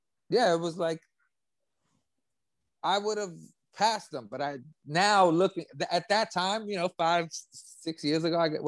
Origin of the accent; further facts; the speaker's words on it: New York City, New York, United States; now in Tampa, United States; I grew up in the Lower East Side of Manhattan.